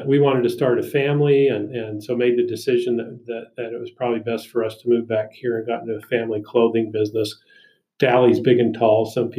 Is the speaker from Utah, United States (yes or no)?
yes; Murray, Utah, United States; also born or lived in Preston, Idaho; I grew up in Murray, went to Murray schools, graduated from Murray High in 78